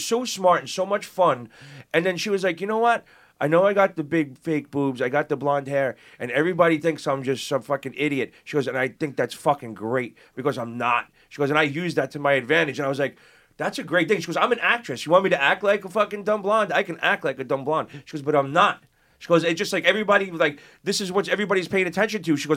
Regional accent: New York City, New York, United States; growing up in Brooklyn and Queens

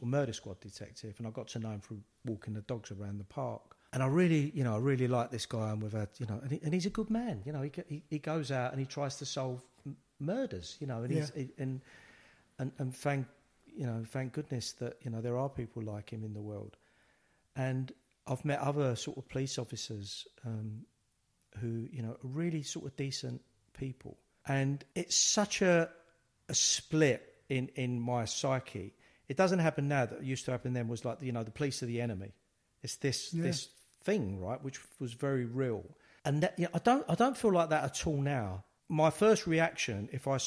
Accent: London, United Kingdom; growing up in the East End

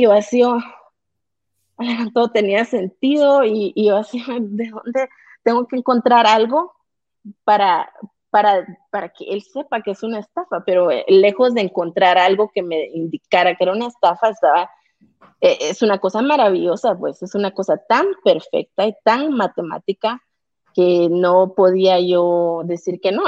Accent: Guatemala; como guatemalteca y como mujer

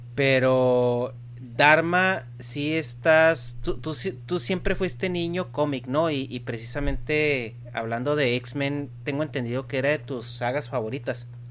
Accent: Chihuahua, Mexico; yo que crecí en México

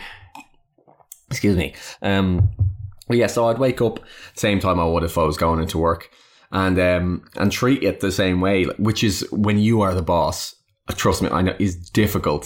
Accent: Ireland; I am Irish

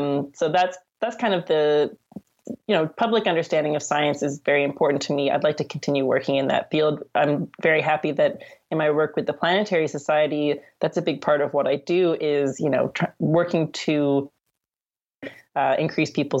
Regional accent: Canada

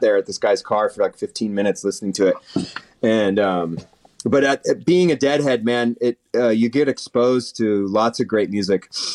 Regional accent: East Bay, Northern California, United States; also born or lived in San Leandro, California / Hayward, California / Pleasanton, California; I grew up in Northern California, born and raised in Northern California, in the Bay Area, the East Bay we call it

